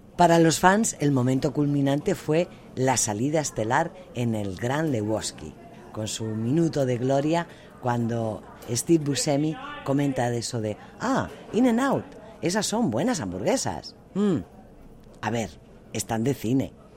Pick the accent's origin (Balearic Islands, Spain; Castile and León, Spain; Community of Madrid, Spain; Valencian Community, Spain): Community of Madrid, Spain; Madrid; moved away as an adult; now in United States; soy de Madrid. Y por supuesto que como española